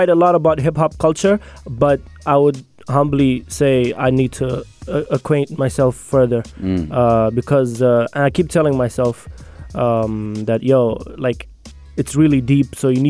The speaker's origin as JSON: {"language": "English", "region": "Abu Dhabi", "country": "United Arab Emirates", "tie": "born or raised there", "also_born_or_lived": "Moscow, Russia", "lives_now": "Sharjah, United Arab Emirates", "said": "came to Abu Dhabi when I was four."}